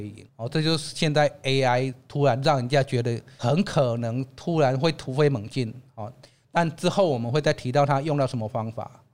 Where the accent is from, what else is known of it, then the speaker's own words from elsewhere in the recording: Taiwan; 我们台湾人…博士